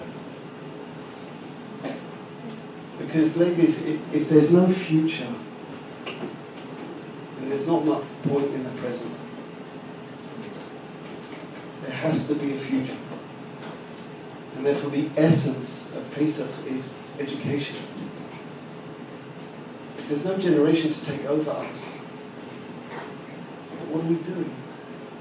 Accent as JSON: {"language": "English", "town": "Jerusalem", "region": "Jerusalem District", "country": "Israel", "said": "I come from Yerushalayim"}